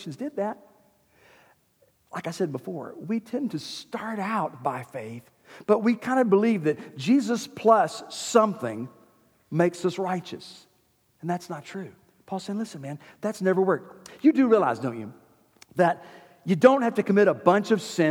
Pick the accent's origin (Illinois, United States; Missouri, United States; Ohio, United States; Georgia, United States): Georgia, United States; Winder; I grew up in the Methodist church here in Winder